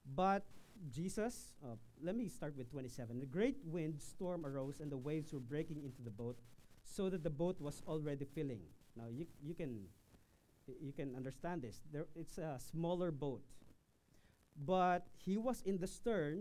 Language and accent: English; Quezon, Philippines; from my hometown in Quezon Province